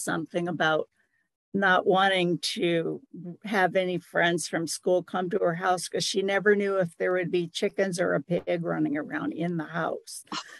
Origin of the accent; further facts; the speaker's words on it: Southern Arkansas, United States; moved away; I grew up in Southern Arkansas